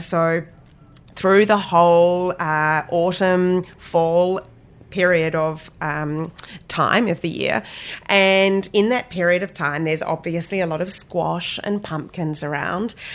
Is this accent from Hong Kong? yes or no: no; Australia; moved away; also born or lived in London / Cape Cod; I come from Australia